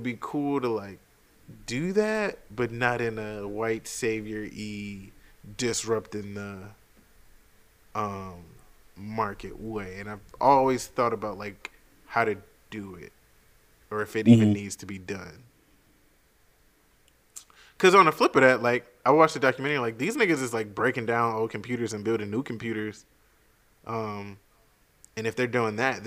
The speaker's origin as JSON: {"language": "English", "country": "United States", "said": "being American"}